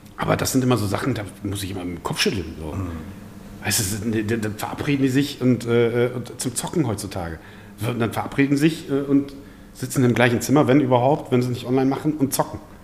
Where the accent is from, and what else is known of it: Osnabrück, Lower Saxony, Germany; born or raised there; also born or lived in Balkans (family origin)